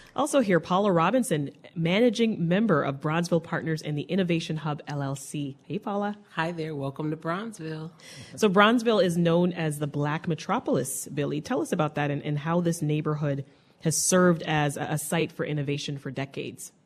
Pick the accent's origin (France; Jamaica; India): Jamaica; now in Chicago, United States; I grew up in Jamaica, so I grew there up taking those buses